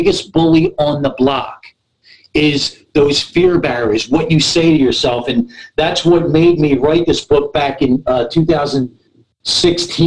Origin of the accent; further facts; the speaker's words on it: Philadelphia, Pennsylvania, United States; now in Southern California, United States; My first 18 months of my life, I was in an orphanage in North Philly. I'm from the East Coast